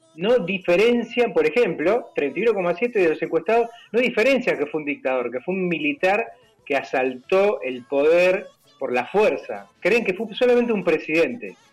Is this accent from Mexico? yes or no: no; Argentina